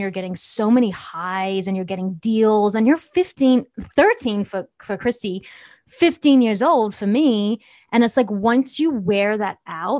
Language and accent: English; Johannesburg, Gauteng, South Africa; born there; accent: South African/Australian/American; my parents are from South Africa. I was born in Johannesburg. I don't know if anyone really knows that. So it's like, I've got a little bit of a South African accent, Australian.